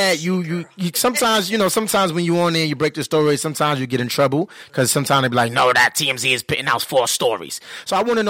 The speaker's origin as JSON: {"language": "English", "town": "New York City", "region": "New York", "country": "United States", "said": "I'm a family from Brooklyn, New York, so you know how we talk."}